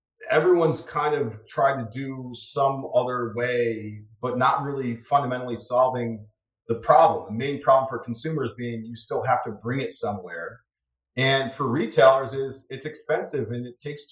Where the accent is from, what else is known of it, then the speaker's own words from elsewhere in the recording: Endicott, New York, United States; moved away as an adult; also born or lived in Purdue University (Indiana); now in Chicago, United States; I grew up in Endicott, New York, which is outside of Binghamton. It's in upstate New York.